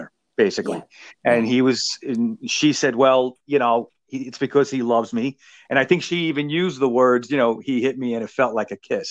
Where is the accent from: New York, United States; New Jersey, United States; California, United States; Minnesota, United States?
New York, United States; New York City; also born or lived in Queens; I'm a native New Yorker. I'm originally from Brooklyn. I live in Queens